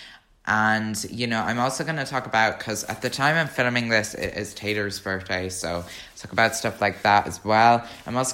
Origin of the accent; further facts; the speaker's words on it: Ireland; I'm an Irish Swiftie